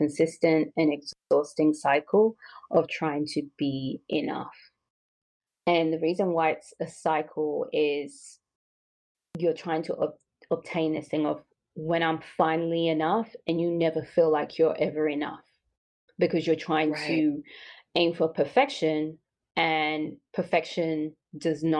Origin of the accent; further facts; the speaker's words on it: London, United Kingdom; moved away as an adult; I am from London and I was born and raised. So I came here when I was 26.